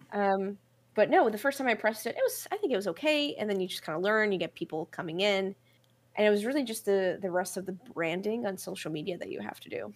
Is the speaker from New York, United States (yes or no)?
yes; New York City, New York, United States; I'm from New York City. I'm from Brooklyn.